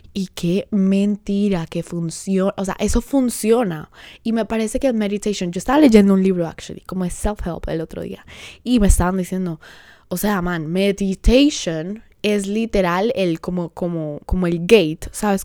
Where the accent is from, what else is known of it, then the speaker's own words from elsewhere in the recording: Colombia; now in Honduras; soy colombiana